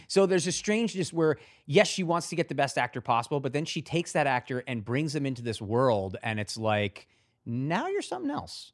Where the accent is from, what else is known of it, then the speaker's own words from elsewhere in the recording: Avon, Connecticut, United States; also born or lived in Hartford, Connecticut; from a town in Avon